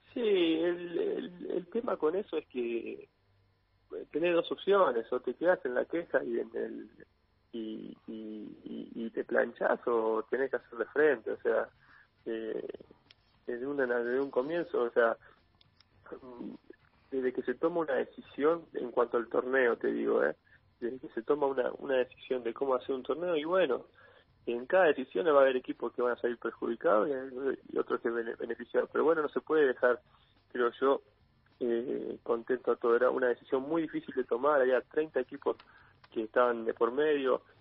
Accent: Argentina; como argentinos

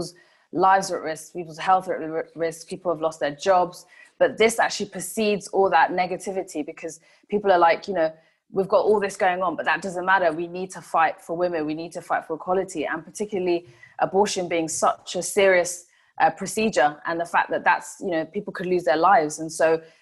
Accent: Kenya; first language Swahili; English is a second language; It is my mother tongue, yes. Yeah, so in Kenya, that's the spoken language by everybody

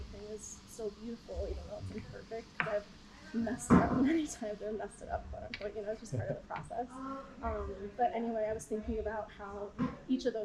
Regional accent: New York, United States; moved away; I'm from New York originally

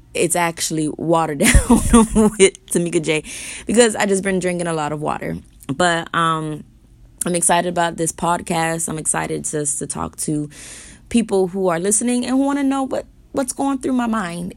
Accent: United States; my parents are born and raised in Haiti. Being raised in America, I'm American, but having Haitian parents

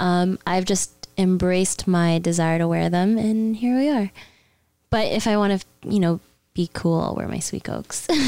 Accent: Mississauga, Ontario, Canada; Saga City. That's my hometown.

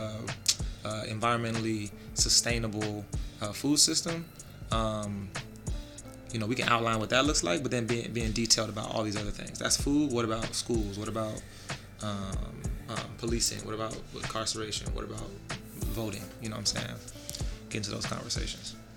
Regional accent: Jacksonville, Florida, United States; I'm from Jacksonville

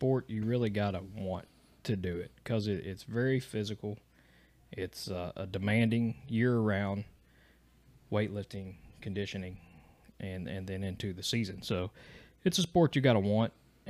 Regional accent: Eastern Kentucky, United States; I grew up in Eastern Kentucky, which is true. I currently live in Central Kentucky, born and raised Kentucky.

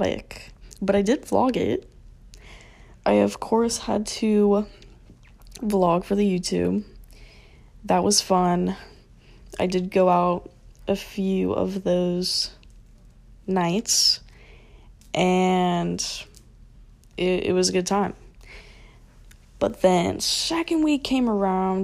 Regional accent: Florida, United States; born or raised there

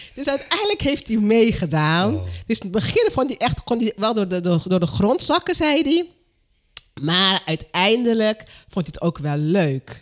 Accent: Curaçao; moved away; Ik kom uit Curaçao

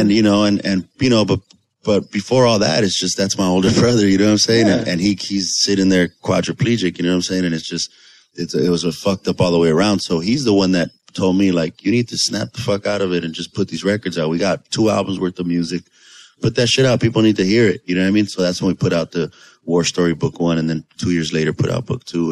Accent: Los Angeles, California, United States; we're from Pico Union, so we were in Dickies

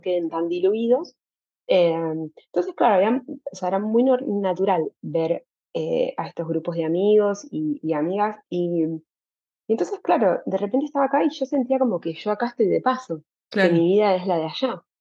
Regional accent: Santa Fe, Argentina; moved away as an adult; now in Amsterdam, Netherlands; yo soy, ni siquiera soy de Santa Fe Capital, ni estoy cerca de Rosario

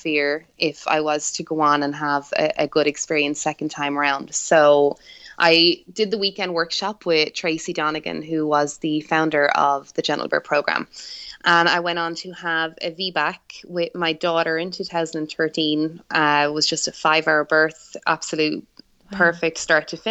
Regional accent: Ireland; now in Central Florida, United States; Well, I'm from Ireland. So I'm sure they can probably guess that from the accent.

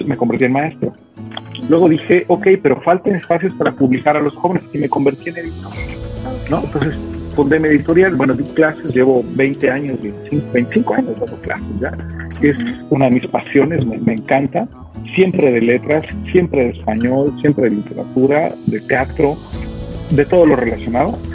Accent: Mexico City, Mexico; moved away as an adult; yo llevaba 40 años de mi vida, un poquito más, ¿no? Viviendo en la Ciudad de México, es decir, desde que nací viviendo en la Ciudad de México, hoy vivo en otra ciudad

